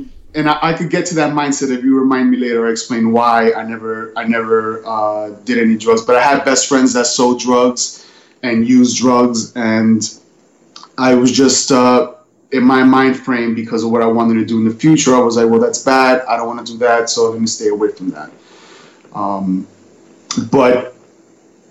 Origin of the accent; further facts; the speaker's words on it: New York City, New York, United States; also born or lived in Bronx; in my neighborhood, I grew up on in Manhattan. It was a cross between Spanish Harlem and Washington Heights.